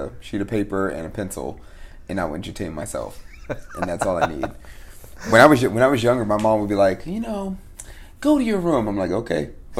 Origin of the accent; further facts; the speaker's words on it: Fort Washington, Maryland, United States; Actually, no, I was born in Fort Washington, Maryland, really.